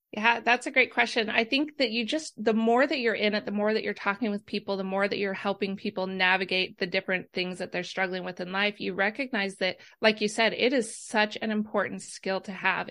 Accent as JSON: {"language": "English", "region": "Idaho", "country": "United States", "also_born_or_lived": "Arizona", "moved": "as an adult", "lives_now": "Myrtle Beach, United States", "said": "we're from Idaho, but we spent some time in Arizona doing ministry. And now we're in beautiful Myrtle Beach, South Carolina"}